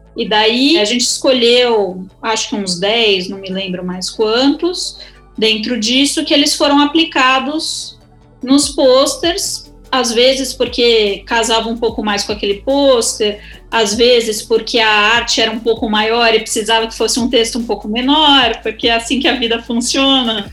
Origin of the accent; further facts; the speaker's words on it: Brazil; aqui no Brasil